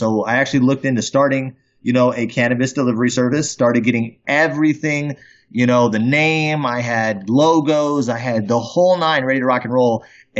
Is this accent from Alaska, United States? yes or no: yes; Fairbanks, Alaska, United States; I'm actually from Fairbanks. I wasn't born there, but I came up there when I was about 12 years old. I graduated out of high school there.